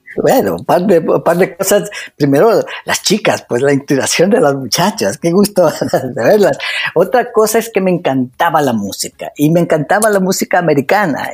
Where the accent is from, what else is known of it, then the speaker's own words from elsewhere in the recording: Ecuador; moved away as an adult; now in United States; el Ecuador, haber crecido ahí